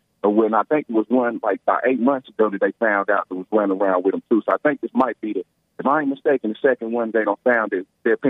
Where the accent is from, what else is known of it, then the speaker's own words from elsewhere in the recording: United States; I'm American.